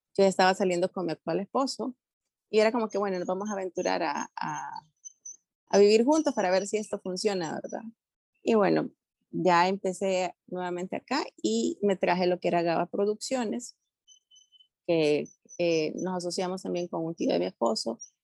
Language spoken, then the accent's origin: Spanish; El Salvador; moved away as an adult; now in Panama; soy salvadoreña, pero también ya con corazoncito panameño